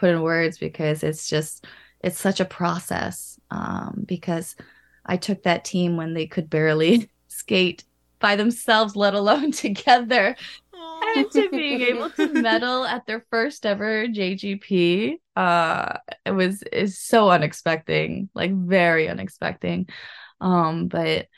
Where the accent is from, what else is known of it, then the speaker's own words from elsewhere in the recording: United States; now in Japan; I grew up in the States